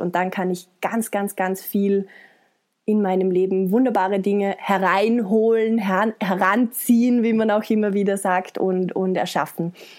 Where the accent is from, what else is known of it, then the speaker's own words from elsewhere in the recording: Vorarlberg, Austria; Ich komme aus Österreich, aus Vorarlberg, bin 31 Jahre alt